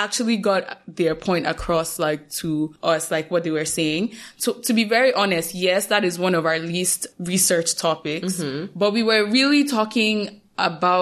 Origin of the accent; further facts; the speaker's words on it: Nigeria; we are Nigerian, we kept bouncing between being Nigerian